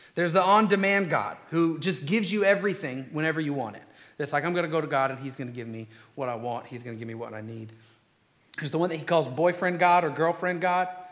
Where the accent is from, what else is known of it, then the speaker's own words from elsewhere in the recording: Conyers, Georgia, United States; I'm from Conyers